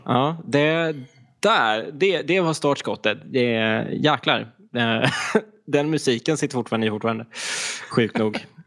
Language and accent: Swedish; east coast of Skåne, Sweden; rent geografiskt så kommer jag ifrån östkusten i Skåne